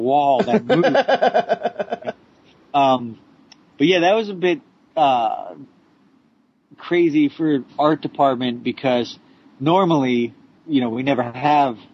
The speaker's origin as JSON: {"language": "English", "region": "New Jersey", "country": "United States", "said": "I'm from Jersey"}